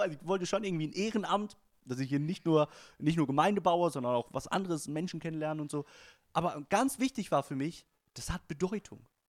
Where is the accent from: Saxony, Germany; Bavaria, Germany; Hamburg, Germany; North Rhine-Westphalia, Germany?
Bavaria, Germany; a city in; dass es in der Stadt, wo ich groß geworden auch eine Berufsfeuerwehr gab